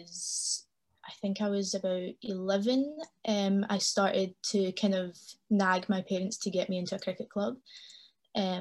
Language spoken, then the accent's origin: English; Glasgow, Scotland, United Kingdom; I was born and raised in Glasgow. I lived here all my life.